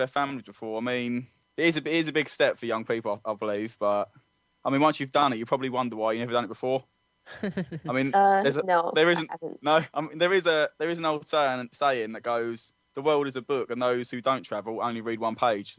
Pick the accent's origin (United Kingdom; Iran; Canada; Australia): United Kingdom; London; I'm quite proud of growing up in London.